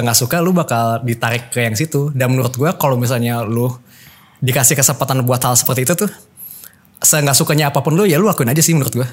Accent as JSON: {"language": "Indonesian", "town": "Bandung", "region": "West Java", "country": "Indonesia", "tie": "born or raised there", "said": "Rumah gua di Bandung"}